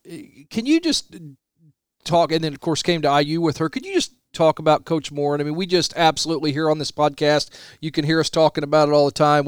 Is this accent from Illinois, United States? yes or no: yes; Bridgeport, Illinois, United States; I grew up in Bridgeport, Illinois, which is right there by Lawrenceville